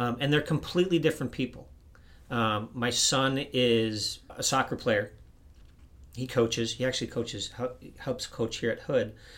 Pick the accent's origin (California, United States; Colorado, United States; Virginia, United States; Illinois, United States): Illinois, United States; outside of Chicago; moved away as an adult; also born or lived in Yuma, Arizona; I grew up in the Midwest. I grew up outside of Chicago